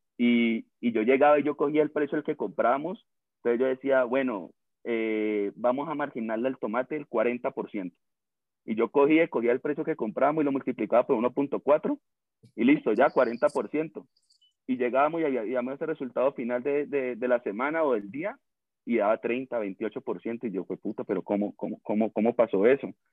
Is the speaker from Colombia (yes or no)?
yes; Cali, Valle del Cauca, Colombia; accent: caleño; con el mismo acento te das cuenta que somos orgullosamente caleños, pues mejor dicho, recaleño